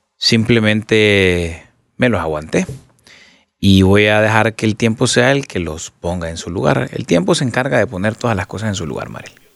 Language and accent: Spanish; Honduras; no me voy a ir de Honduras, yo soy hondureño. Aquí nací, aquí me quiero morir